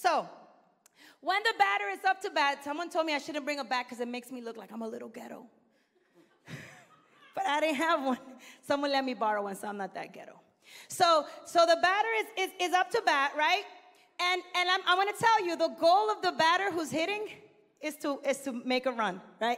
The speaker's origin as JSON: {"language": "English", "town": "New York City", "region": "New York", "country": "United States", "tie": "born or raised there", "also_born_or_lived": "Dominican Republic", "said": "I was born in Brooklyn, New York, Northeast"}